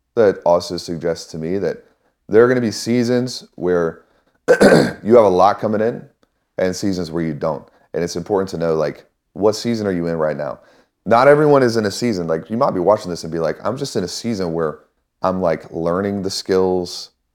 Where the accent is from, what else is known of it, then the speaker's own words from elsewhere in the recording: Missouri, United States; I grew up in Missouri